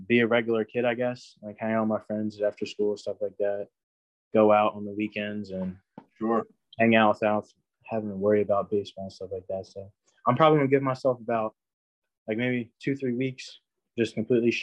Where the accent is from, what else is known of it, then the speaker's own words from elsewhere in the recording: New Jersey, United States; I'm from New Jersey.